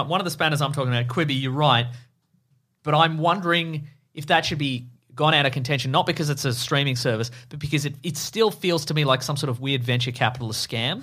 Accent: Australia; we're Australian

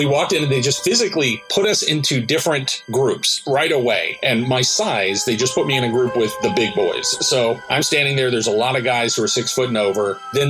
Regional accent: Tennessee, United States; I grew up in Tennessee and rural.

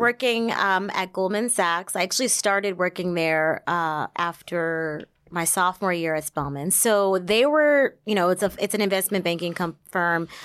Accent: Somerset, New Jersey, United States; born or raised there

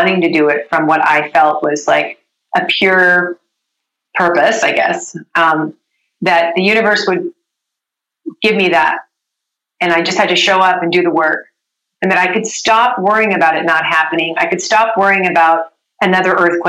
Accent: Vancouver, British Columbia, Canada; moved away as an adult; now in Los Angeles, United States; I grew up in Vancouver

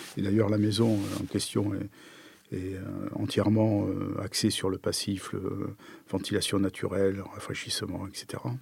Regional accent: Pompey, Grand Est, France; moved away; je suis né à côté de Nancy, à Pompée.

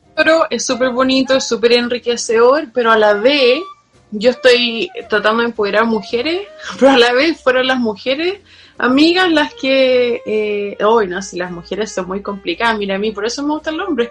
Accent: Chile; moved away as an adult; now in London, United Kingdom; gente en mi país

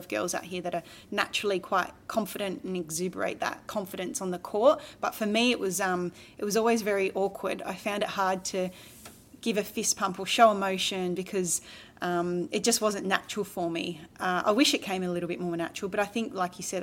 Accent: Australia; being an Australian

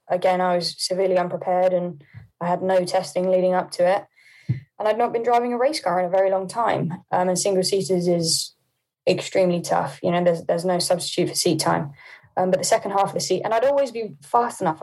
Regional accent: Poole, South West England, United Kingdom; also born or lived in Hampshire; I was born in Poole

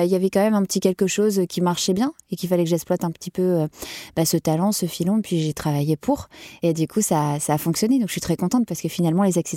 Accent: Lille, Hauts-de-France, France; accent: Ch'ti; je venais de Lille, donc de ma province, avec mon petit accent ch'ti au départ.

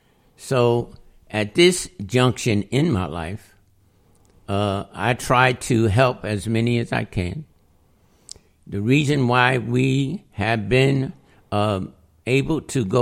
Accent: Albany, New York, United States; also born or lived in Latham, New York; My family grew up here in Albany, New York. I was born in 1940. I was born on Bleecker Street, 50 Bleecker Street in Albany. It doesn't exist now.

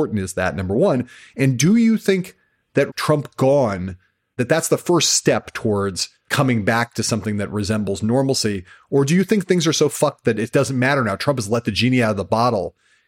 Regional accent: Germany; He would say all the time that he liked me because I was from Germany.

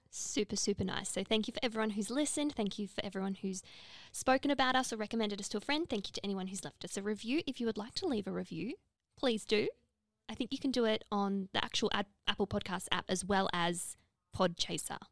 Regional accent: Gold Coast, Queensland, Australia; I'm from the Gold Coast

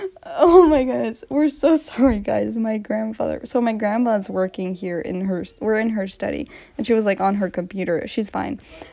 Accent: United States; I'm American, you speak British.

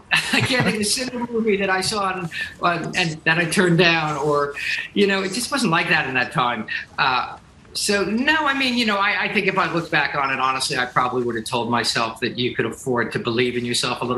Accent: New Jersey, United States; I'm from New Jersey

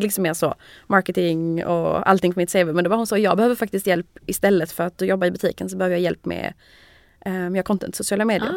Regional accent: Malmö, Skåne, Sweden; moved away as an adult; also born or lived in Lund; now in Paris, France; jag är från Malmö.

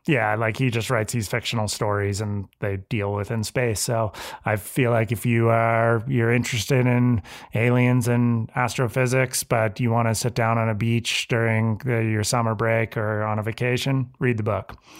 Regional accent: Santa Cruz, California, United States; growing up in Santa Cruz, um, and growing up with a lot of professional surfers

